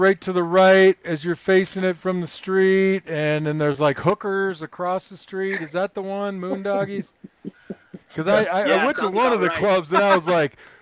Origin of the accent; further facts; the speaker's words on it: Tucson, Arizona, United States; I lived out here in Tucson my whole life